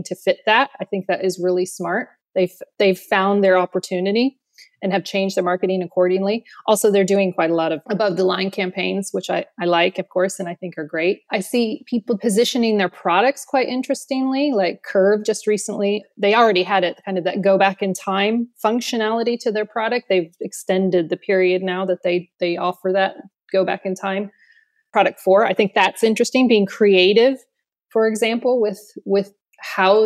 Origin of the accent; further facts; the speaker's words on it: Austin, Texas, United States; moved away as an adult; now in London, United Kingdom; I am originally from Austin, Texas. I moved to London 13 or 14 years ago.